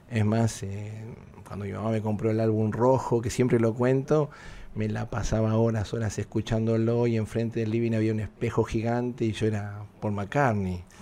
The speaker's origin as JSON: {"language": "Spanish", "country": "Argentina", "lives_now": "Miami, United States", "said": "Argentos a, morir porque todos los domingos está el asadito, nos juntamos en la familia, todos"}